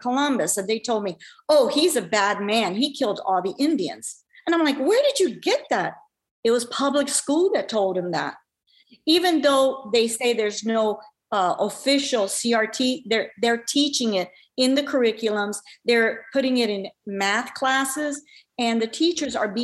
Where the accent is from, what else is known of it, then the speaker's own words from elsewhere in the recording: Cuba; now in United States; I'm from Cuba. My family's from Cuba.